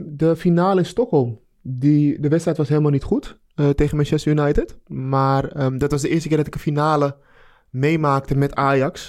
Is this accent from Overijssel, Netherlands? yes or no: no; Amsterdam, North Holland, Netherlands; ik ben Amsterdammer